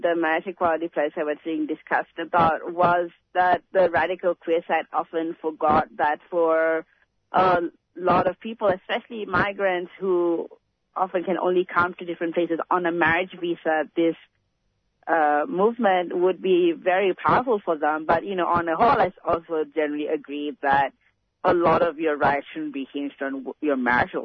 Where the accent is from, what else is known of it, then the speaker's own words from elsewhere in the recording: Malaysia; now in Australia; I come from Malaysia, where it's still very precarious to be queer or trans.